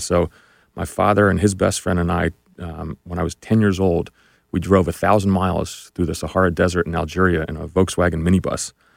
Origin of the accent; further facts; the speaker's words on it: New Jersey, United States; I grew up in New Jersey, just really, uh, a regular middle class kid